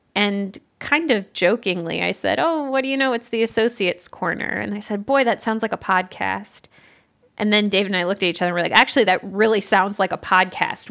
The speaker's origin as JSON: {"language": "English", "region": "Southeastern Michigan", "country": "United States", "also_born_or_lived": "Evanston, Illinois", "moved": "as an adult", "lives_now": "Central Ohio, United States", "said": "I'm from Southeastern Michigan originally"}